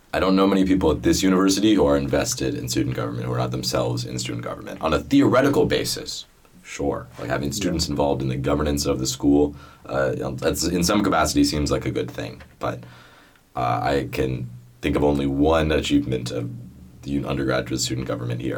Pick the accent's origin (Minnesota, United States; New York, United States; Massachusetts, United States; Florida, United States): Massachusetts, United States; Boston; moved away; I'm from Boston